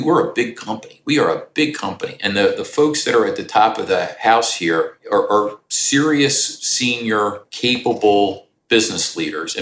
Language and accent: English; Philadelphia, Pennsylvania, United States; I do what I do for a living at the most exciting company in my hometown here in Philadelphia